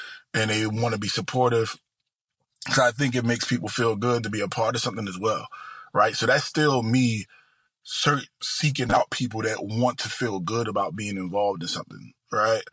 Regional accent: Philadelphia, Pennsylvania, United States; moved away; also born or lived in Delaware / New Jersey / Ohio; I grew up in South Philadelphia and West Philadelphia. Then lived about 60 places since then

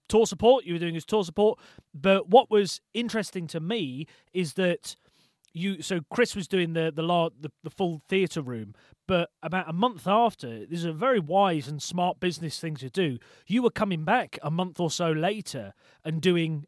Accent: Shrewsbury, West Midlands, United Kingdom; now in Newcastle, United Kingdom; I'm from Shrewsbury originally, live in Newcastle now, but in Shrewsbury originally

